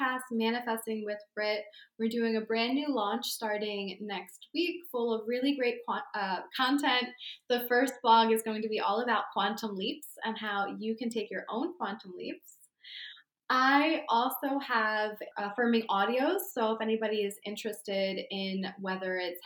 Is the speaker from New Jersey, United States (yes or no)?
yes; Barnegat, New Jersey, United States; I grew up in Barnegat nearby